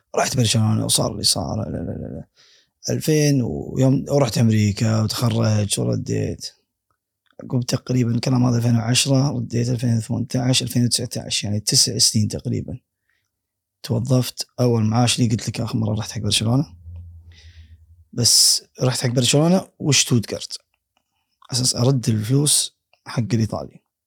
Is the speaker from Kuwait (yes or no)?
yes; Kuwait; انا من الكويت